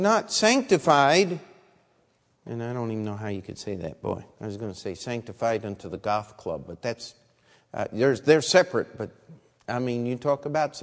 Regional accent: Baltimore, Maryland, United States; I was born in Baltimore

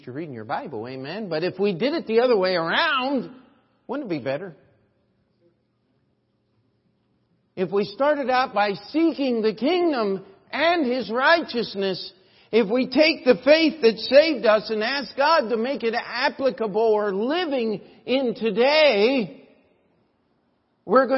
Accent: United States; as an American

